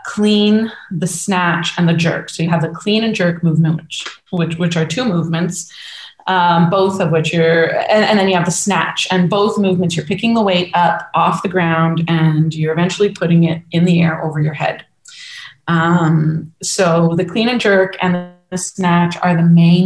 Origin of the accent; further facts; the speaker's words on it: Woodbridge, Ontario, Canada; also born or lived in Toronto / Montreal; born and raised in Woodbridge, Ontario, and from just outside Toronto